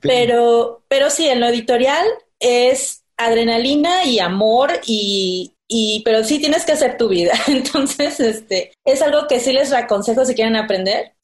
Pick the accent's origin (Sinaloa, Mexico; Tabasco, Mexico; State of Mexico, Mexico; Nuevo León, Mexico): Tabasco, Mexico; Villahermosa; moved away as an adult; now in Mexico City, Mexico; soy de Villahermosa, Tabasco, vengo aquí viviendo desde hace siete años